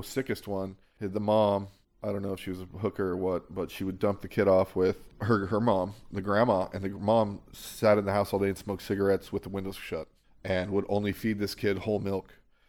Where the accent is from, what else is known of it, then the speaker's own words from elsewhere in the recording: California, United States; also born or lived in Provo, Utah; I was born in Provo, Utah. My parents had already moved back to California.